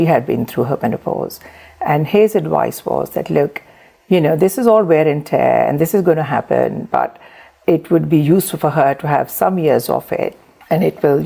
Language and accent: English; Pakistan; moved away as an adult; also born or lived in Surrey; now in United Kingdom; I was born and raised in Pakistan.